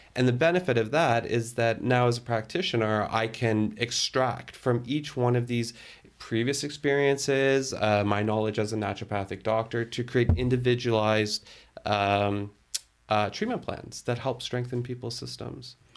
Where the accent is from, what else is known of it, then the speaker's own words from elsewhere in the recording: Toronto, Ontario, Canada; moved away as an adult; also born or lived in Burlington; now in Ottawa, Canada; I was born and raised in Toronto. Um, although for my dad's work, we lived internationally, that was pretty much home for me.